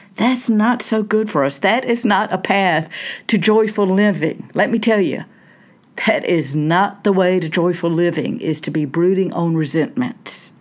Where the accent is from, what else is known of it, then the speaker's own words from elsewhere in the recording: Southern United States, United States; I grew up in the South, Southern United States. I still live in the South